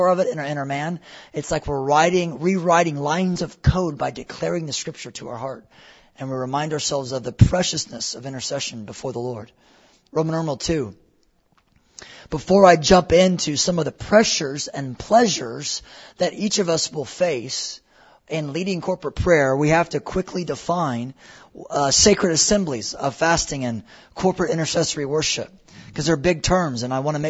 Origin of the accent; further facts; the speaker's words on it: United States; we're so American